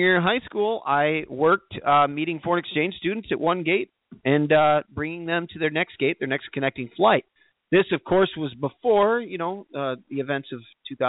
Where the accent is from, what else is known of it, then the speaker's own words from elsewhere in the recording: Kirkland, Illinois, United States; I'm from Kirkland, Illinois, man.